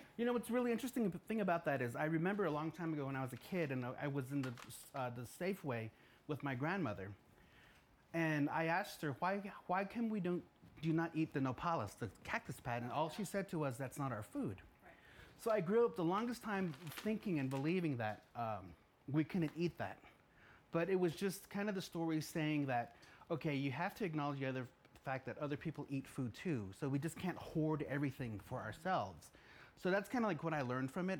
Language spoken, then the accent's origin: English; United States; when I was growing up in the Navajo world